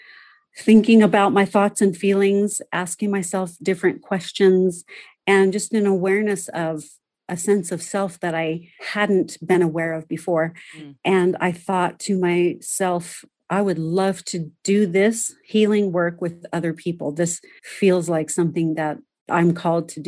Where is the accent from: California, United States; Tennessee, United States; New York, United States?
California, United States; Southern; I was born and raised in Southern California